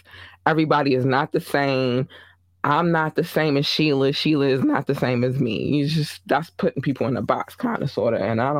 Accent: Baltimore, Maryland, United States; he's from NYC. I'm from Baltimore.

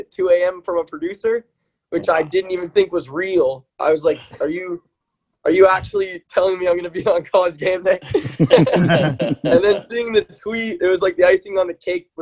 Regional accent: Winter Park, Florida, United States; moved away as an adult; now in Tallahassee, United States; I'd actually gone home to Orlando. I'm from Winter Park, Florida

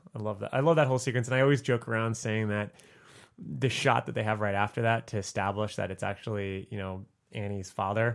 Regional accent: South Florida, United States; moved away; I come from South Florida

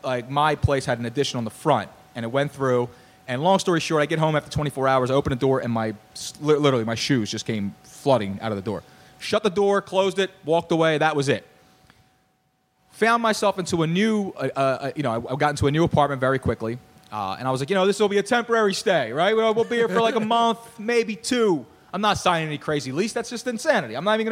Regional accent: Philadelphia, Pennsylvania, United States; I mean, I'm from Mayfair Northeast, born and raised.

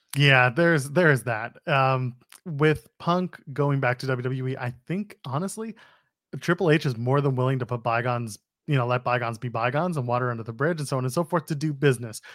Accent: Canada; we're Canadian

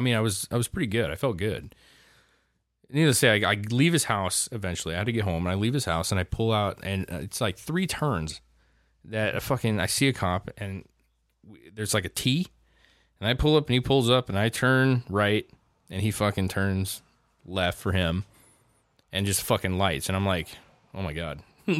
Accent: Washington, United States; oh, well, I'm from Washington, you know

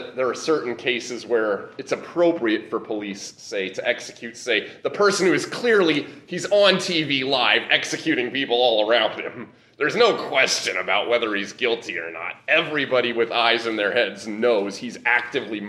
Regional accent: Nebraska, United States; moved away; the congregation I was in back growing up in Nebraska

